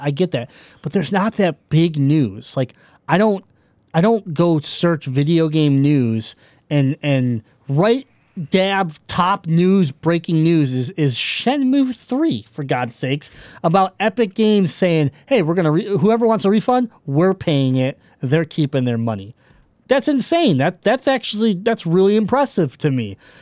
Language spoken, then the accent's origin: English; Michigan, United States; I'm from Michigan. We're from Michigan.